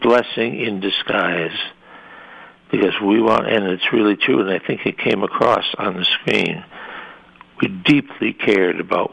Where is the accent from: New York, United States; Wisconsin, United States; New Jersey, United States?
Wisconsin, United States; Madison; moved away; I'm from Wisconsin, and then when I left Wisconsin